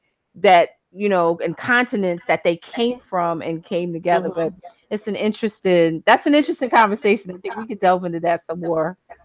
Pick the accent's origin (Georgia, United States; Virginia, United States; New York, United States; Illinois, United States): New York, United States; moved away as an adult; also born or lived in New Jersey; now in Florida, United States; I grew up in New York pre Rudy Giuliani.